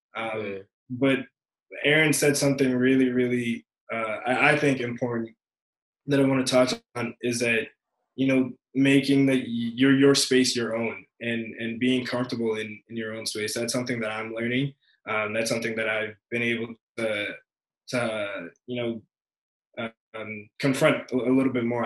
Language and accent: English; England, United Kingdom; growing up in England